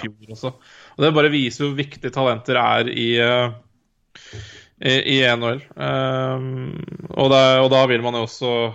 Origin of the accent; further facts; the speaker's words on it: Norway; jeg er jo, jeg er nordmann